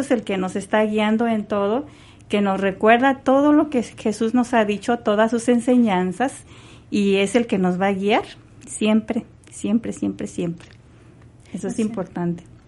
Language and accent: Spanish; Querétaro, Mexico; now in San Antonio, United States; soy originariamente de Querétaro, de México